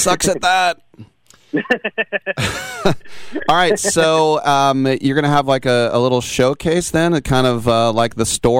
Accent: East Bay, California, United States; growing up in the East Bay here and you know, just so many different nationalities

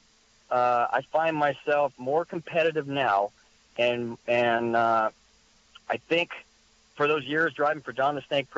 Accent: San Luis Obispo, California, United States; out in the hills where I grew up in San Luis Obispo

